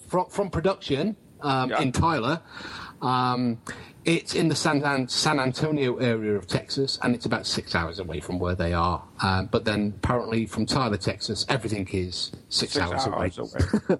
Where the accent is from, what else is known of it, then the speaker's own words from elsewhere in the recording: England, United Kingdom; as an English guy